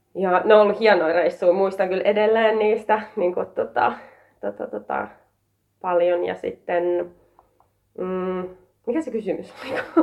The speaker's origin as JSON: {"language": "Finnish", "area": "Partaharju", "region": "Savo", "country": "Finland", "also_born_or_lived": "Jäppilä", "said": "mä tuun Savosta, ää, Partaharjulta"}